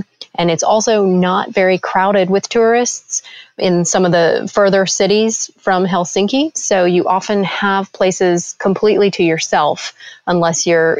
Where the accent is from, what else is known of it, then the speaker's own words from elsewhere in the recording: California, United States; also born or lived in Florida / France / Finland; But I grew up in California and Florida, and I've lived all over since moving out, including France and Finland. We currently live on the eastern shore of Alabama.